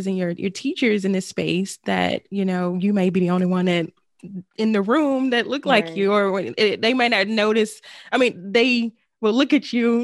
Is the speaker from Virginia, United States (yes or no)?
no; Arkansas, United States; moved away; we're originally from Arkansas